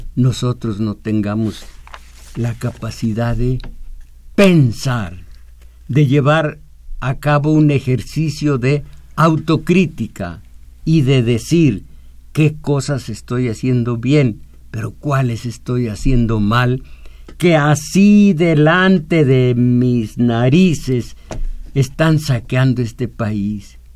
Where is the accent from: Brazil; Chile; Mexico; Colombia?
Mexico; yo nací en México